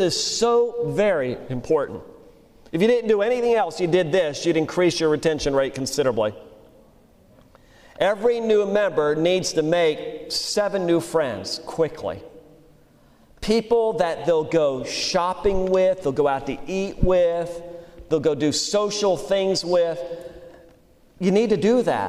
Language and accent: English; Louisiana, United States; also born or lived in Pennsylvania; I learned to eat crawfish in Louisiana. We moved from Pennsylvania when I was 8 years old